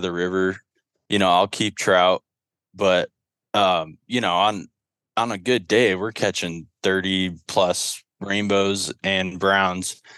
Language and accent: English; Loveland, Colorado, United States; I was born and raised in Colorado.